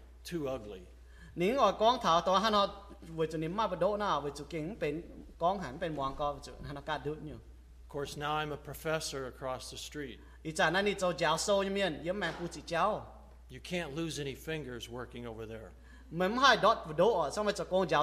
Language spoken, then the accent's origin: English; United States; I was born right here in Reading, just on the other side of the river. My family were ranchers.